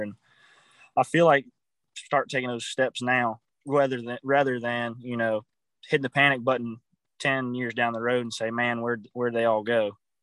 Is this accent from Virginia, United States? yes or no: yes; Farmville, Virginia, United States; I'm from Farmville, Virginia